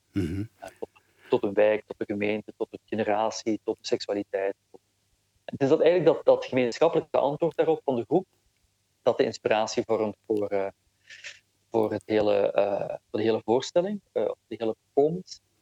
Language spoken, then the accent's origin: Dutch; Flanders, Belgium; ik ben wel degelijk opgegroeid in, eh, in Vlaanderen en dat voel ik ook heel sterk